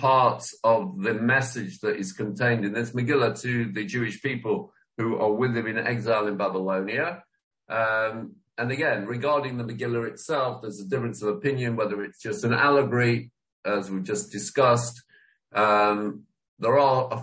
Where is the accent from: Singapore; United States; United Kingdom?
United Kingdom; England; I didn't know what to do myself as an Englishman